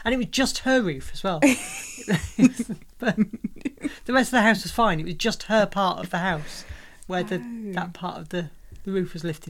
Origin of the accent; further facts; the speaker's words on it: United Kingdom; we're British.